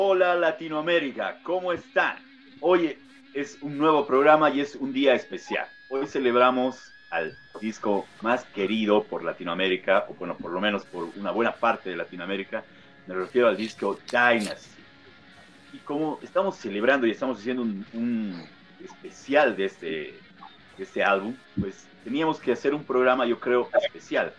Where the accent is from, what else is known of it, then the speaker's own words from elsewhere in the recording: Bolivia; acá en mi país